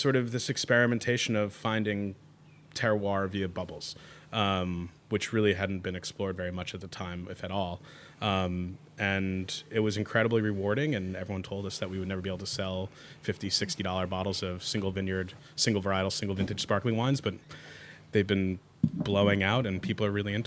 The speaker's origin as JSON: {"language": "English", "town": "New York City", "region": "New York", "country": "United States", "tie": "born or raised there", "moved": "yes"}